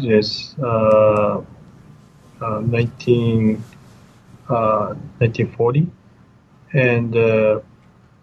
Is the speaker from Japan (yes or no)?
yes; Shizuoka, Japan; moved away as an adult; now in United States; I was born in Shizuoka in Japan